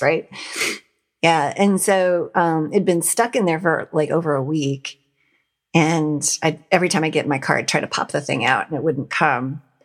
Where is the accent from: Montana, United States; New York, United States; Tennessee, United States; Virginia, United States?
Montana, United States; now in Ohio, United States; I was an atheist and I grew up in Montana